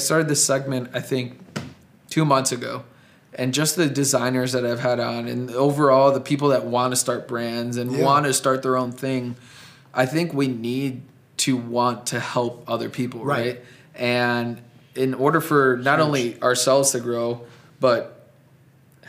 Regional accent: Chicago, Illinois, United States; moved away as an adult; now in Milwaukee, United States; Originally from Chicago, then moved up here about 7-8 years ago now.

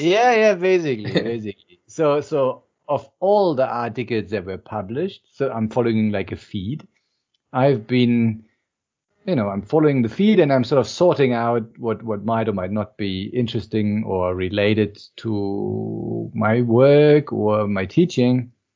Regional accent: Berlin, Germany; I'm actually from Berlin, and even more interestingly, I'm from the east part of Berlin

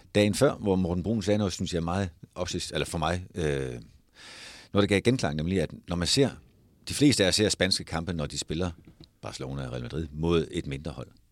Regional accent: Denmark; vi som danskere

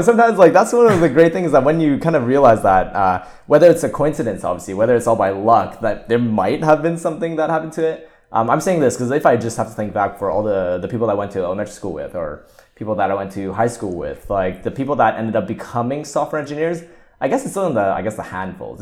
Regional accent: Montreal, Quebec, Canada; I went to the elementary school, secondary school, and kinda, like, university in the same town, so, like, in the same city of Montreal

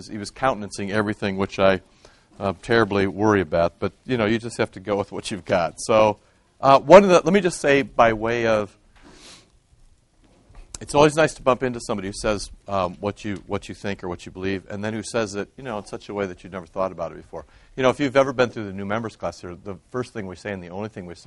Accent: Iowa, United States; moved away; growing up in Iowa

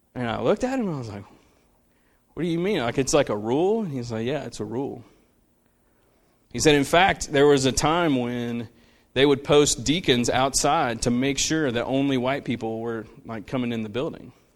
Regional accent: Central, United States; I grew up, I grew up in Central, which was not the Central that it is now. Like, it was much more of, like, a country town

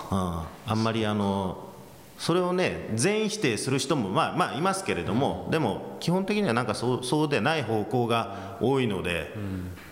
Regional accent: United States; moved away; アメリカで育ったっていうのもあの期間も長かったですから

